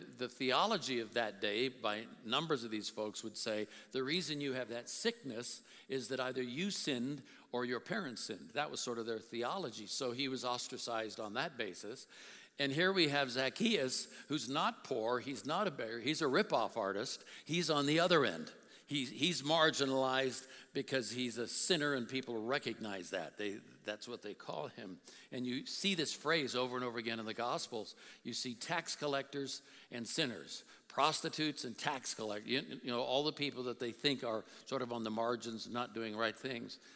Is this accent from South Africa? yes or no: no; South India, India; I was brought up in South India and they had what they call hawkers